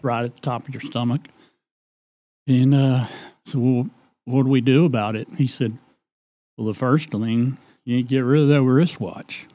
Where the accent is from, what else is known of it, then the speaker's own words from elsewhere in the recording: Decatur, Texas, United States; I was born in the Decatur Community Hospital